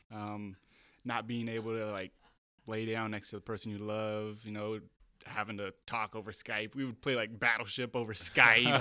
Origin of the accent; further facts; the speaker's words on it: Bay Area, California, United States; moved away as an adult; also born or lived in Santa Cruz; now in San Diego, United States; I grew up in the Bay Area